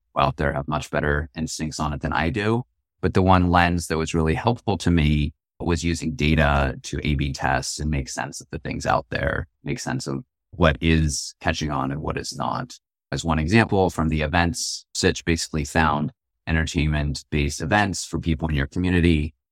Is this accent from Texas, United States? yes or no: no; Marin County, California, United States; I grew up in Marin County. It's across the Golden Gate Bridge